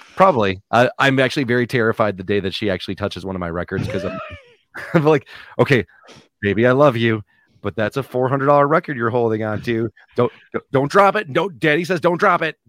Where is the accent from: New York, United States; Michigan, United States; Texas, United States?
Michigan, United States; we're all from the Michigan area